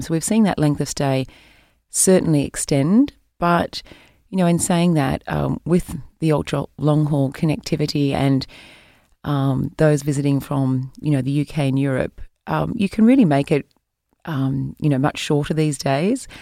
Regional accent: New South Wales, Australia; moved away as an adult; also born or lived in Canberra, Australia / Sydney, Australia / Singapore; I grew up in New South Wales

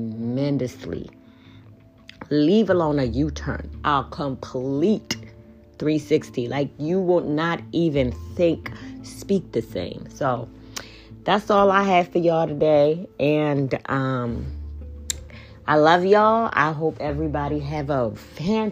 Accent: Kenya; I am from Kenya

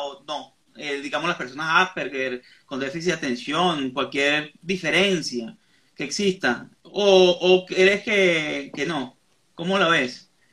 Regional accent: Venezuela; moved away; Yo que estoy en el exterior, soy venezolano

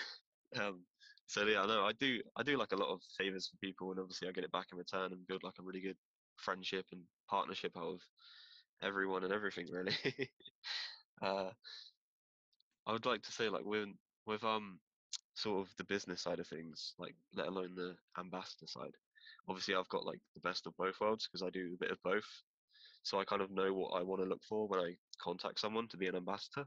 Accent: Bristol, South West England, United Kingdom; I'm from Bristol, southwest of England

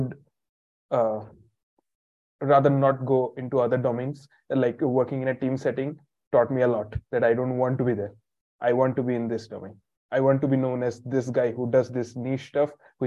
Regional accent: India; I'm from India

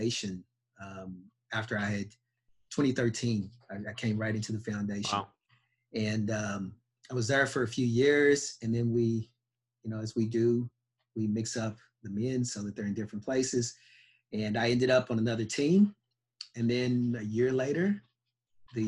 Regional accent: Louisville, Kentucky, United States; moved away as an adult; also born or lived in California / Australia / Canada; I'm a 5'10" black kid from Louisville, Kentucky

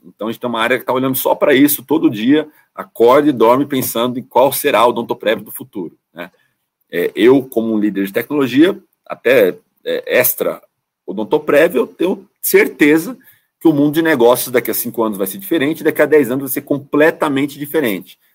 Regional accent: São Bernardo do Campo, São Paulo, Brazil; Sou de São Bernardo do Campo, né? A grande ABC, São Paulo

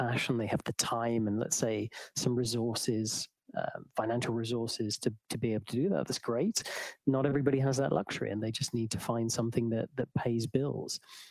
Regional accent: England, United Kingdom; moved away as an adult; now in Tallinn, Estonia; I'm English.

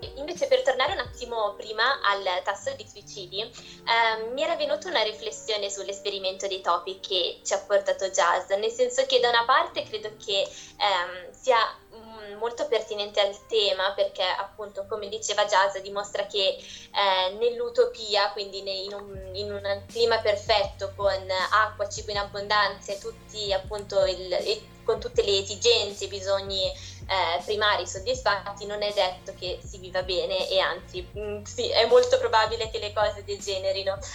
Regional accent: Italy

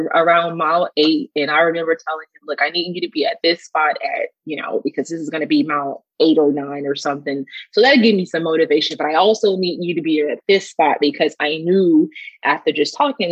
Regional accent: New Orleans, Louisiana, United States; also born or lived in Dallas-Fort Worth area / Kansas City area; now in Dallas-Fort Worth, United States; I'm originally from New Orleans

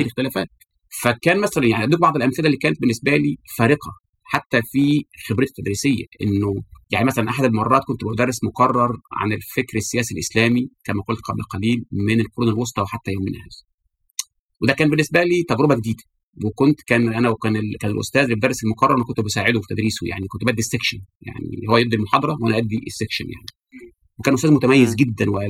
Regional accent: Egypt; احنا في العالم العربي خاصه في مصر

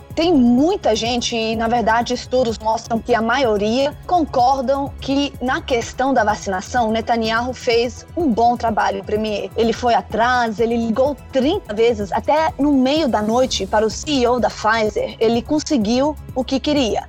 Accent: Denmark; now in Israel; eu nasci na Dinamarca, eu sou dinamarquesa

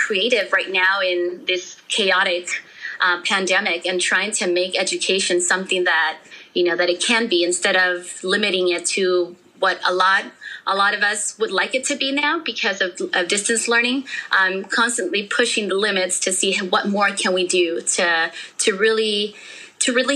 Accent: California, United States; also born or lived in Mexico; I was born in Mexico. I have no recollection of living there. I was only 2 years old. I had my second birthday here in California

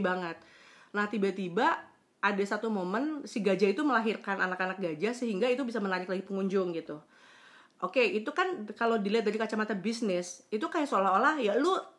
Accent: West Java, Indonesia; also born or lived in Surabaya; gue kan orang Sunda

